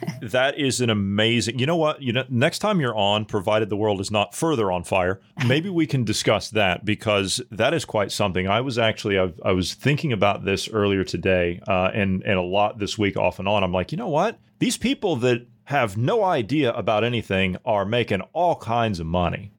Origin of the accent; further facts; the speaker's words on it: United States; As an American